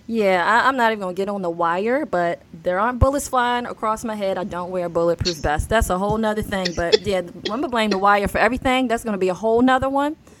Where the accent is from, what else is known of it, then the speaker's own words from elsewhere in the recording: Baltimore, Maryland, United States; I'm a girl from Baltimore who dreamed of producing her own show, and here we are. I'm in sunny Baltimore.